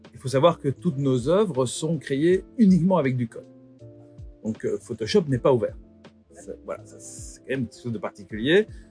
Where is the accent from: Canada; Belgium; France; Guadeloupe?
Belgium; je suis belge